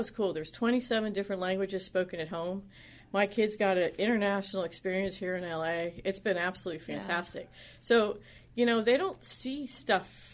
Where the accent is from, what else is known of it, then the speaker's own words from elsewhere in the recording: upstate New York, United States; moved away; also born or lived in Pittsburgh, Pennsylvania / Ohio / North Carolina / Pennsylvania; grew up in upstate New York, right between Schenectady and Saratoga